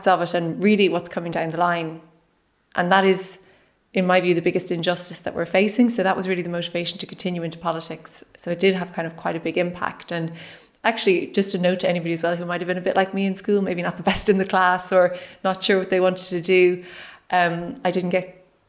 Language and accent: English; West Cork, Munster, Ireland; I grew up in West Cork on a small farm